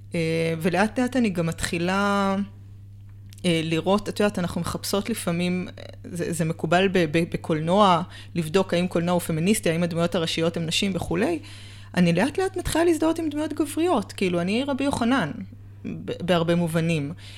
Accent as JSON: {"language": "Hebrew", "town": "Tel Aviv", "region": "Tel Aviv District", "country": "Israel", "tie": "born or raised there", "said": "גדלתי בתל אביב, בקהילה של חסידי בלז"}